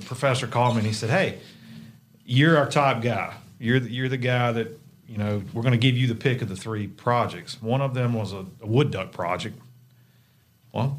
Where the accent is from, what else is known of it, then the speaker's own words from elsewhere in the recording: Central Virginia, United States; moved away as an adult; now in Mississippi, United States; I grew up in Central Virginia